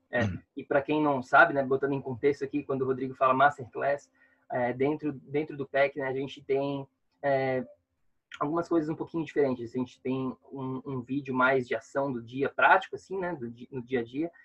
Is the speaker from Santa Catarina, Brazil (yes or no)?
yes; Florianópolis, Santa Catarina, Brazil; moved away as an adult; now in New York, United States; eu sou de Florianópolis